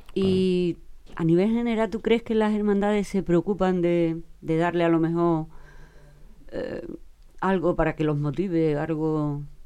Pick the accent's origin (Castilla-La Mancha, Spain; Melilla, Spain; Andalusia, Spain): Andalusia, Spain; Huelva; me he criado en el matadero